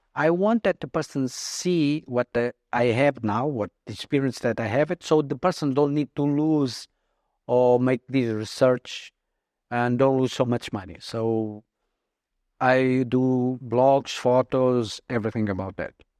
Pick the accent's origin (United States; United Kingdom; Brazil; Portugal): Portugal; also born or lived in Mozambique; I went to Portugal when I was three years old